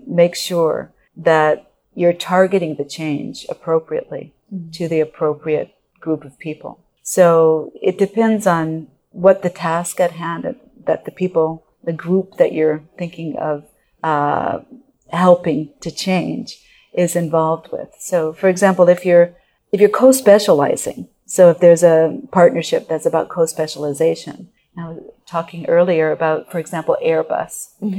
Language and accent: English; Japan; moved away as an adult; I was born and raised in Japan, educated in Japan, and then came over to college. But I don't look like I'm Japanese. You know, I'm an American born and raised in Japan.